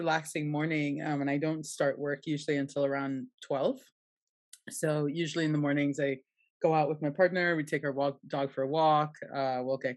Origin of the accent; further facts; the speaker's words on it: Trinidad & Tobago; now in Buenos Aires, Argentina; I grew up in Trinidad